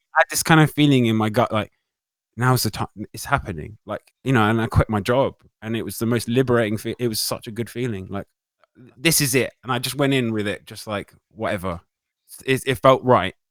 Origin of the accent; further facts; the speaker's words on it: United Kingdom; being British